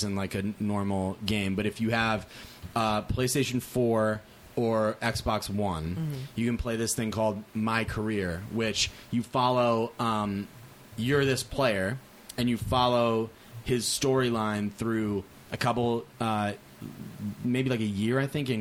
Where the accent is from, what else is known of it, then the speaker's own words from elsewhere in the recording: Shrewsbury, Massachusetts, United States; moved away as an adult; now in Los Angeles, United States; I grew up in Massachusetts